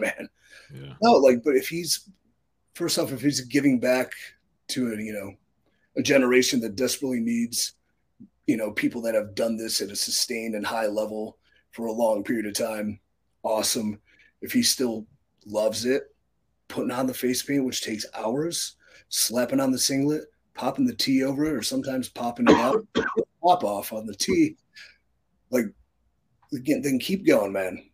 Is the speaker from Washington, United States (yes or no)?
no; Cleveland, Ohio, United States; my hometown of Cleveland, Ohio